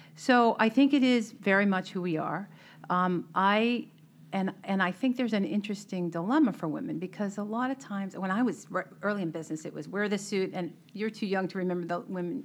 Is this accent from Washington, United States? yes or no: no; Melrose, Massachusetts, United States; I grew up in Melrose.